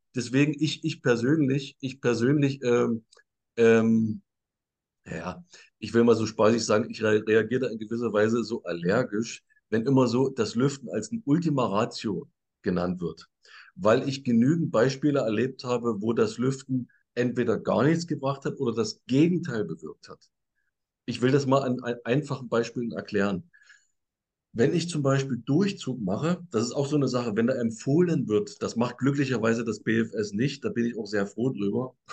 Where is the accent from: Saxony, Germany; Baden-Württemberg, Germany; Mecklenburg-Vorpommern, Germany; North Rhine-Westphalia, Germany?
Saxony, Germany; Bei, bei uns in Sachsen